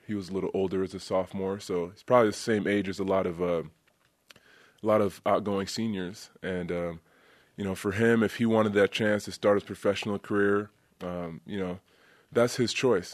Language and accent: English; Côte d’Ivoire; moved away; I'm from the Ivory Coast and I've been there.